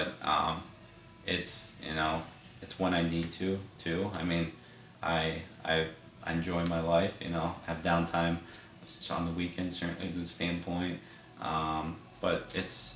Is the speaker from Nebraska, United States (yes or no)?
no; Cleveland, Ohio, United States; also born or lived in Worcester, Massachusetts; I was born in Massachusetts, but I've been in Cleveland since I was 9, so Cleveland's home